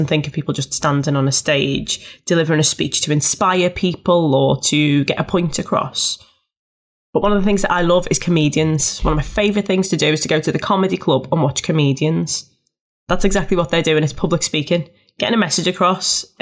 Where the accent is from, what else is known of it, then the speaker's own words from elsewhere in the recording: Liverpool, North West England, United Kingdom; I'm a Scouser and I speak fast